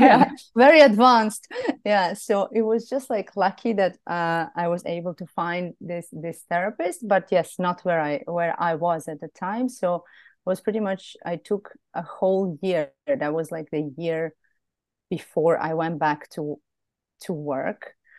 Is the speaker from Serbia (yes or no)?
yes; Serbia; moved away as an adult; also born or lived in Belgrade; now in Greece; back in Serbia, in my hometown, which is a smaller town.